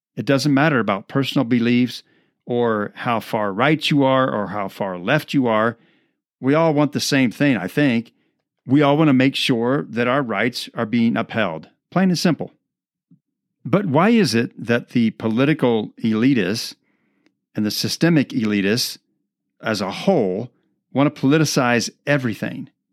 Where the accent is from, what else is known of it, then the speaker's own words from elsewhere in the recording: Midwest, United States; now in Colorado, United States; I grew up in the Midwest